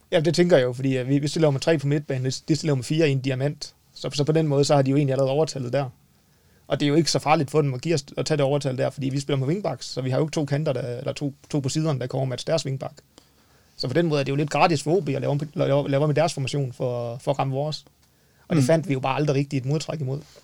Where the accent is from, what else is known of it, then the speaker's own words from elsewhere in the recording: North Jutland, North Denmark Region, Denmark; Men nu er vi jo nordjyder